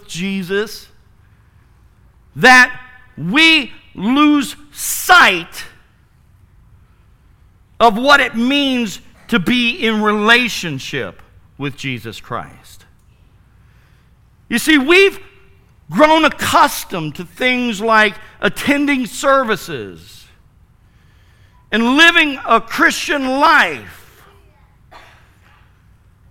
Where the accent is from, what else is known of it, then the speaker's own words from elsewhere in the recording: Wooster, Ohio, United States; Worcester, Ohio. That's my hometown